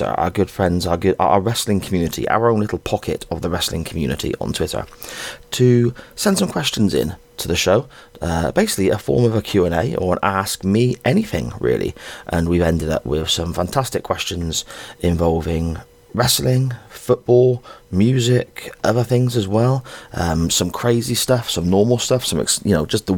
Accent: Gloucester, South West England, United Kingdom; I'm a Gloucester boy, proper farmer Gloucester boy myself

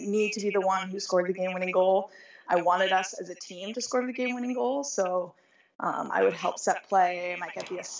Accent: Santa Monica, California, United States; I grew up in Santa Monica, so I'm from the West Side

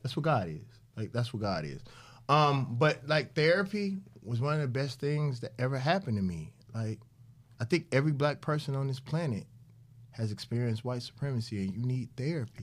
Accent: Mississippi, United States; also born or lived in Atlanta; I'm from Mississippi

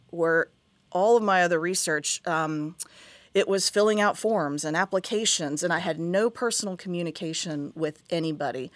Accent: Huntington, West Virginia, United States; moved away as an adult; also born or lived in Kentucky / Hampton Roads, Virginia; now in Tampa, United States; I grew up in Huntington, West Virginia

